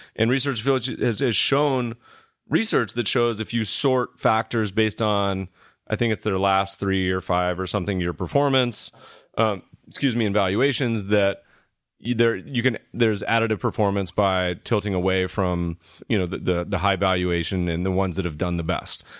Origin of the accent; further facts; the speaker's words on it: the South, United States; we're from the South